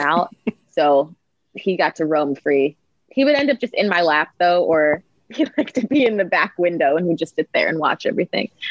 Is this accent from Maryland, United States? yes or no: yes; Maryland, United States; moved away as an adult; also born or lived in New York; now in North Hollywood, United States; I went home to Maryland. I'm from Maryland